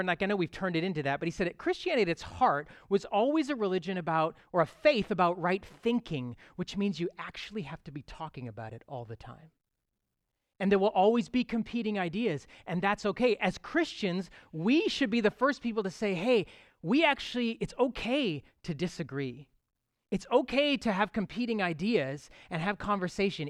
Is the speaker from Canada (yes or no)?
yes; Toronto, Ontario, Canada; I am a true Torontonian. I was sort of born and raised here